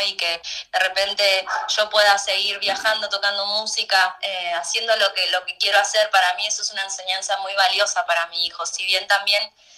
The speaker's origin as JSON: {"language": "Spanish", "town": "Mar del Plata", "region": "Buenos Aires Province", "country": "Argentina", "tie": "born or raised there", "moved": "as an adult", "said": "cuando terminé la escuela me fui de mi ciudad natal, que es Mar del Plata, me fui, vine a Buenos Aires"}